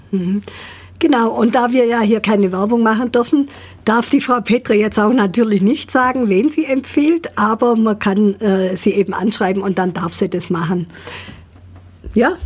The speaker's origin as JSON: {"language": "German", "town": "Ulm", "region": "Baden-Württemberg", "country": "Germany", "tie": "born or raised there", "said": "ich gebürtige Ulmerin bin"}